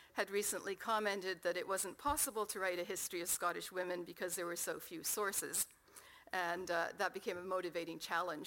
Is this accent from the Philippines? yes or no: no; Canada; accent: Canadian; As you can tell from my accent, that's where I come from.